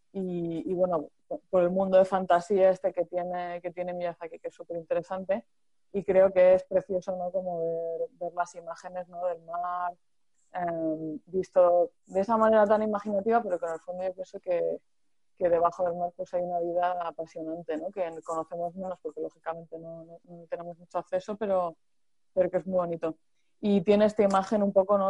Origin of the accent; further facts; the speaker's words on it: Murcia, Region of Murcia, Spain; yo soy de Murcia